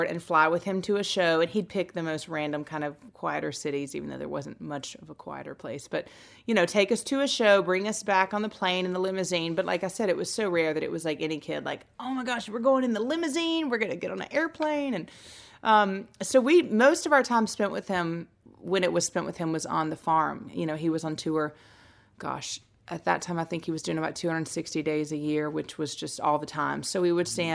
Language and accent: English; Nashville, Tennessee, United States; also born or lived in Cullman, Alabama; I was born in Coleman, Alabama, and left there when I was three and came here to Nashville.